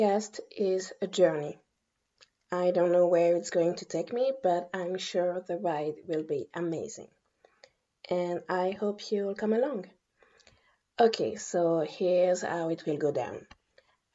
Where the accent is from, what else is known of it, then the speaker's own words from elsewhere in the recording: Guadeloupe; moved away as an adult; also born or lived in Paris, France; now in France; I was born and raised in Guadeloupe, a French island in the Eastern Caribbean